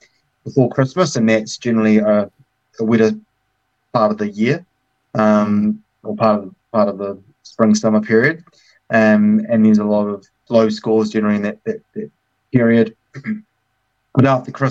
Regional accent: Hamilton, Waikato, New Zealand; Hamilton is my hometown.

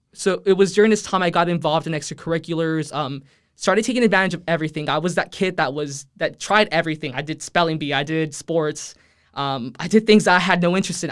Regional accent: Edinburg, Texas, United States; first language Spanish; English is a second language; I'm, I'm originally from the Rio Grande Valley

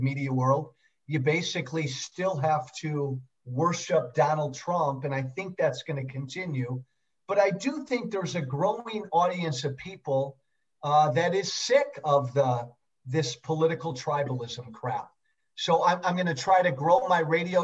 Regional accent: Chicago, Illinois, United States; born and raised in the Chicago suburbs

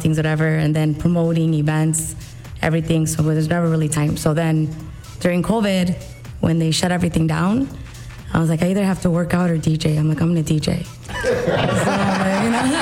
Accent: Chicago, Illinois, United States; I grew up on the South Side

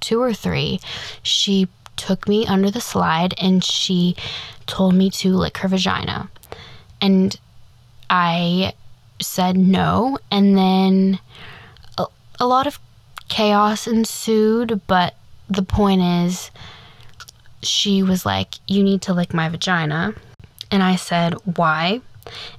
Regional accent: Midwest, United States; growing up in the Midwest of the United States

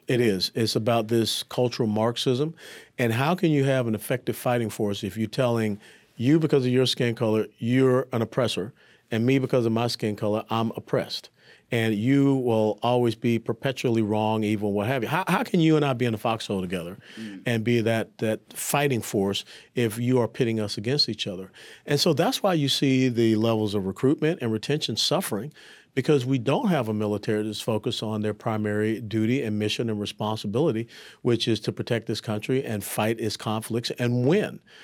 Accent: Atlanta, Georgia, United States; also born or lived in Tennessee; I was born and raised in Atlanta, Georgia

